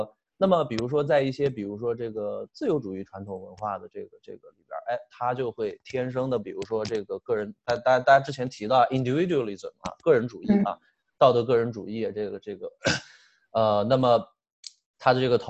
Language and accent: Chinese; China; 我们中国人经常心里还想，我是不是这个英语不好啊？